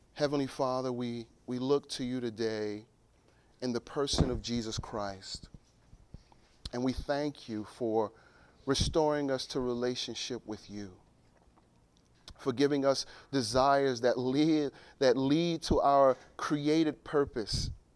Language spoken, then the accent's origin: English; Newark, New Jersey, United States; I was born and raised in Newark